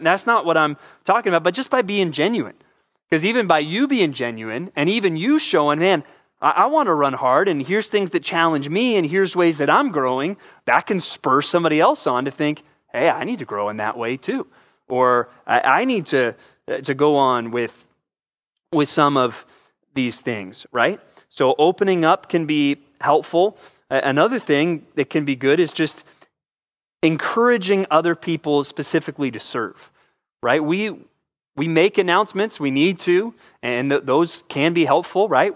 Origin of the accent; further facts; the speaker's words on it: San Antonio, Texas, United States; moved away; also born or lived in Southern California; I spent most of my youth in San Antonio, Texas. We moved there from Southern California